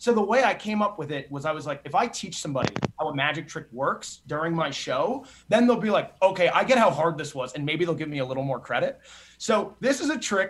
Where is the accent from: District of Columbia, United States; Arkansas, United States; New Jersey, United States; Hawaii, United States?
New Jersey, United States; I grew up in New Jersey.